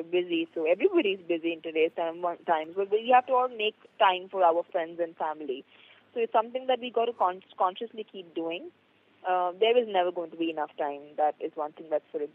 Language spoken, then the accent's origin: English; Mumbai, Maharashtra, India; I am basically from Mumbai